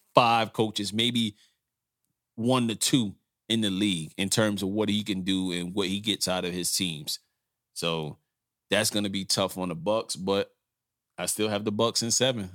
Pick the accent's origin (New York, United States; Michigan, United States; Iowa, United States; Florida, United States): New York, United States; I grew up in New York